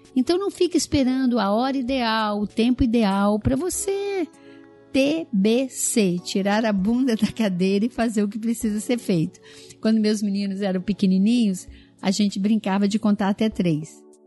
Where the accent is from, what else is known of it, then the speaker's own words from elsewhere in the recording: Minas Gerais, Brazil; Eu sou mineira